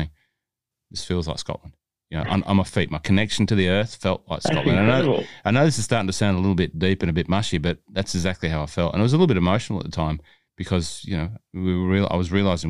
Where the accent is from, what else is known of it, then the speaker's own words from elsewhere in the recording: Hunter Valley, New South Wales, Australia; I'm from the Hunter Valley